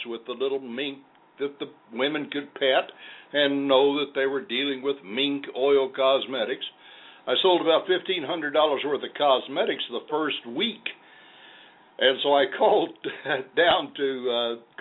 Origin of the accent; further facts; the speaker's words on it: Missouri, United States; moved away; also born or lived in Oklahoma / Kansas; I was born in Oklahoma, raised in Missouri, where I had two brothers and two sisters born, and then we moved to Kansas, outside of Wichita